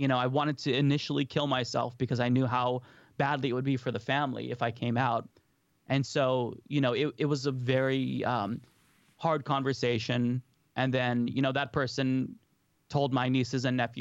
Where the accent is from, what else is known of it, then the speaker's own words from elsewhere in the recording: Portland, Oregon, United States; So I grew up in Oregon, actually. So in Portland